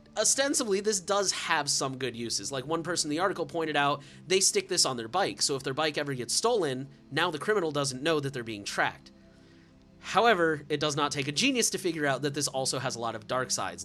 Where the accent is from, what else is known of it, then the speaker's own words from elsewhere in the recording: United States; I'm American.